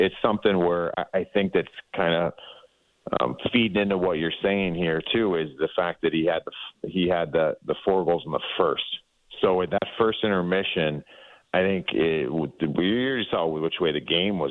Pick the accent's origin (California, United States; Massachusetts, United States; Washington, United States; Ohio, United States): Ohio, United States; I'm from Ohio